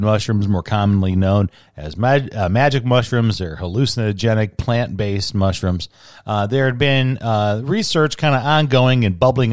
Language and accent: English; Chicago, Illinois, United States; being a Chicagoan